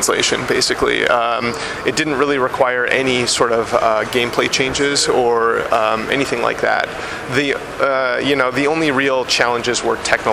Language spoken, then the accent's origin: English; Alaska, United States; moved away; I'm originally from Alaska, so it's kind of like an homage to my home state